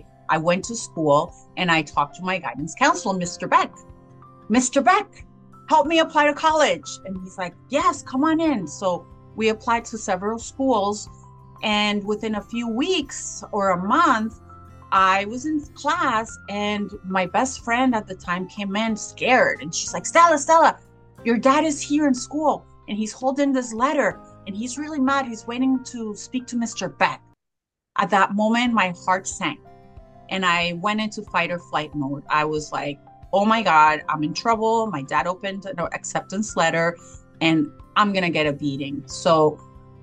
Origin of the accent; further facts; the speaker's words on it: Cali, Valle del Cauca, Colombia; I was born in Cali, Colombia, and I was born to a very traditional Latin family